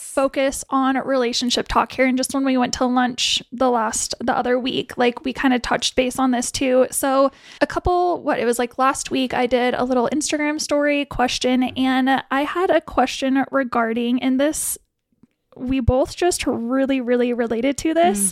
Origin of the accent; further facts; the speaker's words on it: Billings, Montana, United States; I'm from Billings-ish